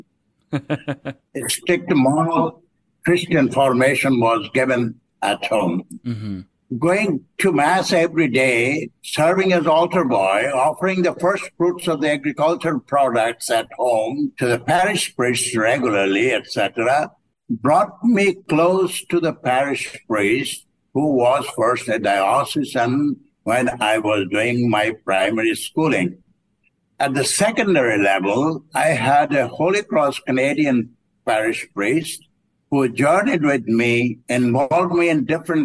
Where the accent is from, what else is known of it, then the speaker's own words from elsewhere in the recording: Padishipur, Barisal Division, Bangladesh; I'm from Bangladesh. I was born in 1943 in the rural parish called Padishipur